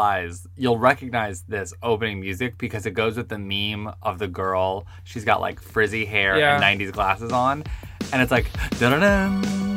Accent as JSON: {"language": "English", "area": "Long Island", "region": "New York", "country": "United States", "said": "I'm from Long Island"}